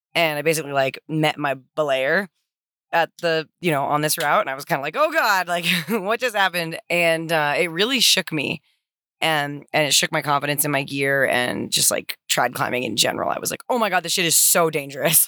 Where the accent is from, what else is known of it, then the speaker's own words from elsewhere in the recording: Santa Cruz, California, United States; I am originally from Santa Cruz, California